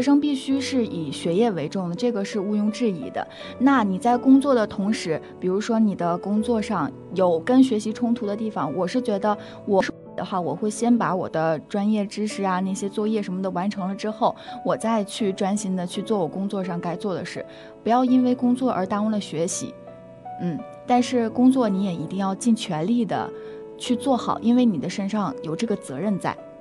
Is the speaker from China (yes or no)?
yes; Liaoning, China; moved away as an adult; now in Harbin, China; 我是辽宁人，其实我家那边儿是有方言的